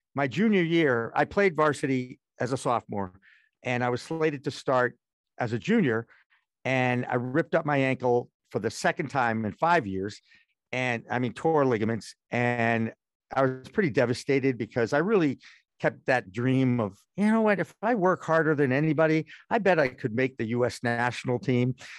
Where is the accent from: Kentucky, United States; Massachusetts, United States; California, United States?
Massachusetts, United States; Newton; also born or lived in Newark, New Jersey / Portland, Maine; Bo-, born in Newark, New Jersey. I went Beth Israel Hospital. I'm a nice Jewish boy, okay? And my parents gave me Newton, Massachusetts, which is a beautiful suburb of Boston, in nineteen sixty-one